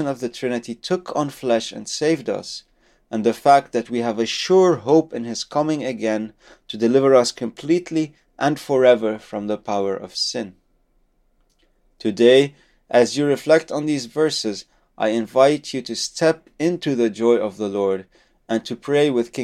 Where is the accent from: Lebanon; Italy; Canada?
Lebanon; moved away; my home country of Lebanon